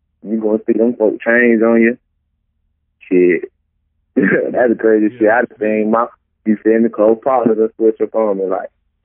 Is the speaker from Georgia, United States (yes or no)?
yes; Hinesville, Georgia, United States; I'm from Hinesville, Georgia, man. 912, man. Right outside Savannah, Georgia.